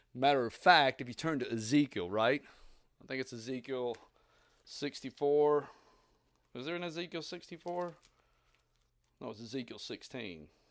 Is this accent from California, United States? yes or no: no; Southeast Tennessee, United States; I grew up in Southeast Tennessee in the eighties, seventies and eighties